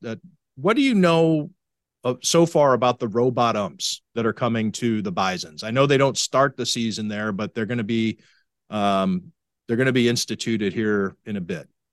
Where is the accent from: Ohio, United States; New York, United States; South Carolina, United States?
Ohio, United States; Cleveland; I grew up in Cleveland